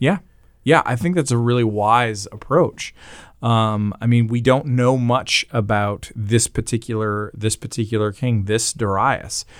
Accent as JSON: {"language": "English", "country": "Canada", "said": "I am Canadian"}